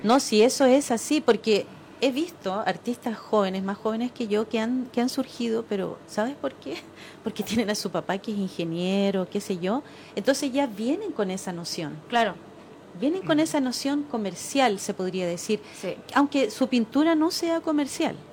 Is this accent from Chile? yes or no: yes; Chile; somos apocados los chilenos